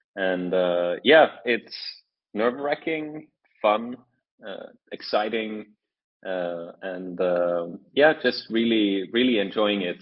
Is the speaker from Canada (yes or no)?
no; Norway; moved away as an adult; now in Shanghai, China; I'm from Norway, um, but I'm currently uh, currently in Shanghai